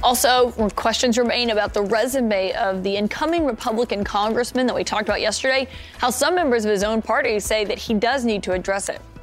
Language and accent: English; Alabama, United States; My home state, Alabama